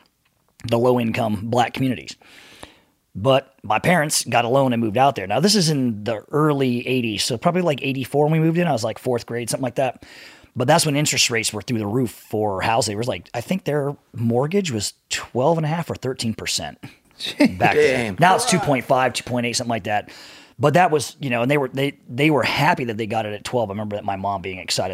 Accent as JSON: {"language": "English", "town": "San Diego", "region": "California", "country": "United States", "tie": "born or raised there", "moved": "as an adult", "lives_now": "Las Vegas, United States", "said": "I grew up in San Diego, and I grew up in a place called Southeast San Diego"}